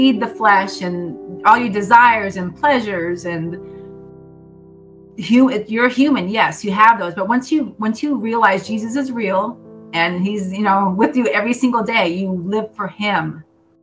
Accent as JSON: {"language": "English", "town": "Berwick", "region": "Pennsylvania", "country": "United States", "tie": "born or raised there", "said": "From the same hometown that I'm from."}